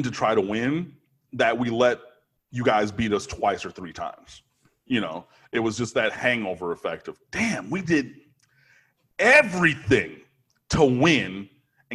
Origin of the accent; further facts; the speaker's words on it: Detroit, Michigan, United States; moved away as an adult; also born or lived in Miami; I grew up in Detroit as a University of Michigan fan.